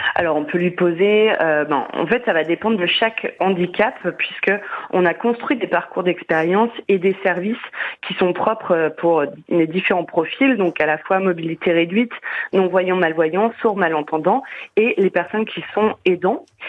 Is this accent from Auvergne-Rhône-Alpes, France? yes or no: yes; Saint-Étienne, Auvergne-Rhône-Alpes, France; je ne suis pas parisienne à l'origine, je suis stéphanoise